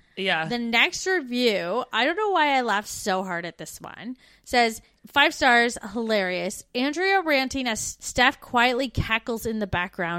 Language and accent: English; Canada; moved away as an adult